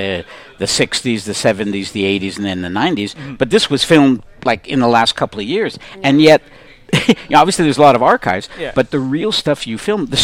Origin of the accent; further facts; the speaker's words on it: Montreal, Quebec, Canada; I'm born and raised in Montreal, spent almost all my life in Montreal.